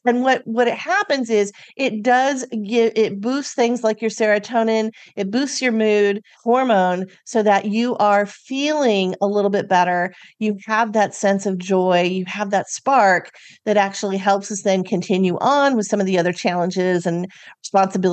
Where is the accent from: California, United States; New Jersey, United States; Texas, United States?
California, United States; I'm from California